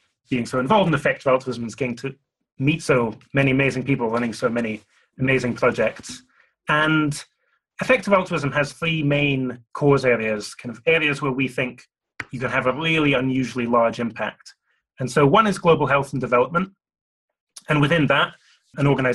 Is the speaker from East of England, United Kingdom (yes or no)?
no; Glasgow, Scotland, United Kingdom; I grew up in Glasgow in Scotland.